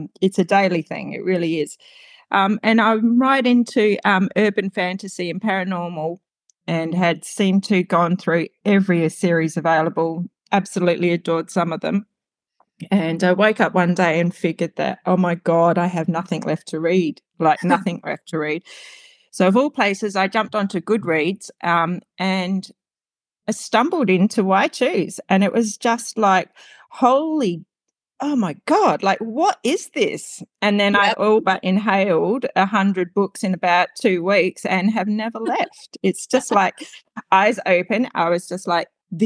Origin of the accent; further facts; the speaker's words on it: Australia; I'm from Australia. So I'm actually living in the future at the moment.